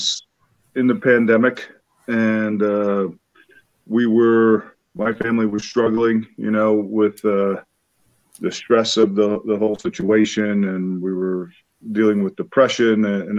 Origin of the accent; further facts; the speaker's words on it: Sayville, New York, United States; also born or lived in Bronx, New York; I was born in the Bronx, New York. And right away, we moved out to the east end of Long Island